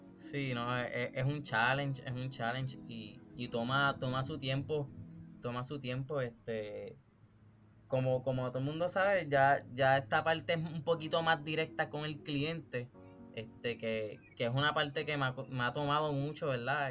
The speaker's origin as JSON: {"language": "Spanish", "country": "Puerto Rico", "said": "yo soy un, artista puertorriqueño"}